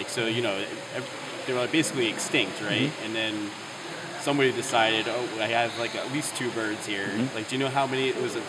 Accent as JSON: {"language": "English", "town": "Philadelphia", "region": "Pennsylvania", "country": "United States", "said": "as a Philadelphian"}